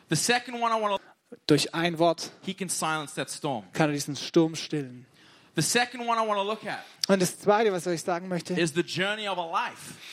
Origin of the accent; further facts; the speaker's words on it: Baden-Württemberg, Germany; I, ich komme aus dem Ländle. Ich {S0} bin Schwabe.